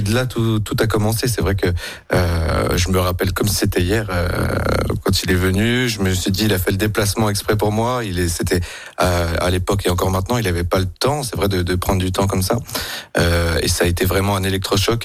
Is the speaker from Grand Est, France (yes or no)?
yes; Gérardmer, Grand Est, France; now in Lyon, France; je viens de Gérardmer, dans les Vosges.